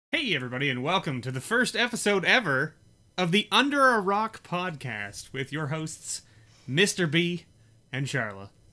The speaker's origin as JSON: {"language": "English", "country": "Canada", "said": "we are Canadian"}